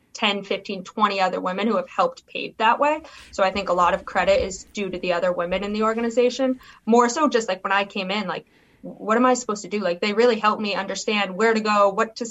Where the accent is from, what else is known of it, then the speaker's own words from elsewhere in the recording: Boston, Massachusetts, United States; moved away; I'm from Boston, born and raised